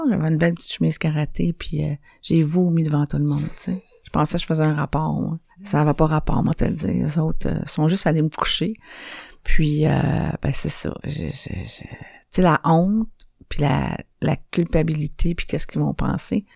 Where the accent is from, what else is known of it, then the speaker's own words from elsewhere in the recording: Montreal, Quebec, Canada; Je viens de Saint-Henri, puis moi, j'ai appris euh, à faire des affaires illégales euh, bien jeune dans ma vie